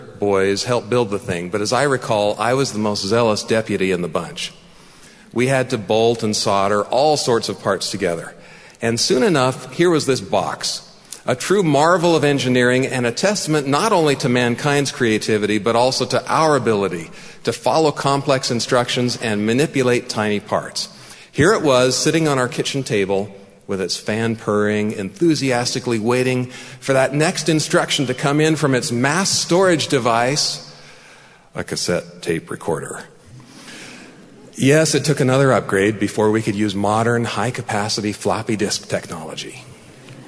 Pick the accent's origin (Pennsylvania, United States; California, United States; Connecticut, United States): California, United States; San Jose; also born or lived in Mountain View, California; We settled in a relatively quiet neighborhood on the east side of San Jose